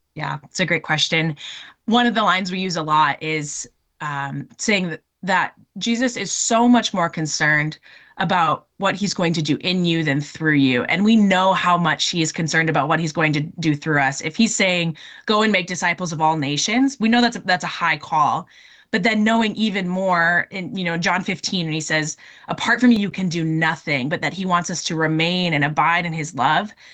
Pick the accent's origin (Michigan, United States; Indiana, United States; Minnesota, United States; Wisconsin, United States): Minnesota, United States; moved away as an adult; also born or lived in North Dakota; now in Oregon, United States; I'm originally from Minnesota